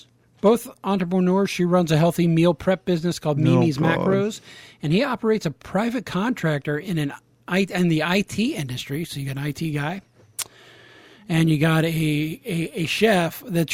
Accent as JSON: {"language": "English", "region": "Kentucky", "country": "United States", "tie": "born or raised there", "said": "I'm from Kentucky"}